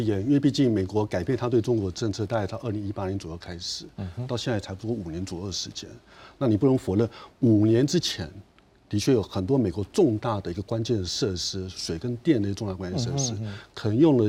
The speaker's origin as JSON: {"language": "Chinese", "country": "Taiwan", "said": "所以这个其实对我们台湾人，我们觉得这个其实是很明显的，我们随时在防范的事情。"}